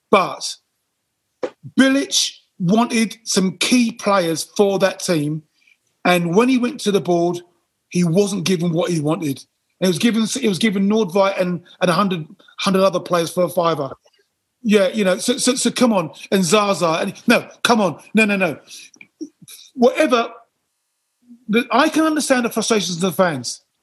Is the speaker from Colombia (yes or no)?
no; United Kingdom; again, we're British.